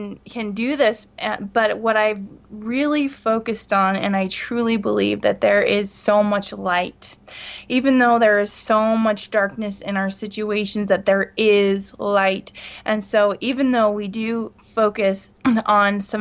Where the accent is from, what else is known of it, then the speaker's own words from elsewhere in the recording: California, United States; now in Salt Lake Valley, United States; I'm from California. I'm ninth generation, so my blood and my heart beat there